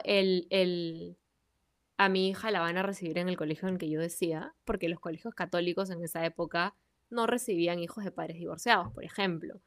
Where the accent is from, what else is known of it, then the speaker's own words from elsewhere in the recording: Peru; quiénes somos el día de hoy como peruanos